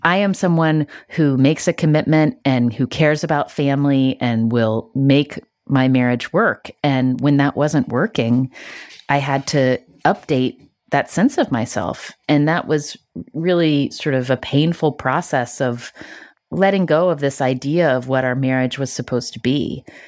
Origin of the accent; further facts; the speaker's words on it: West Virginia, United States; I grew up in West Virginia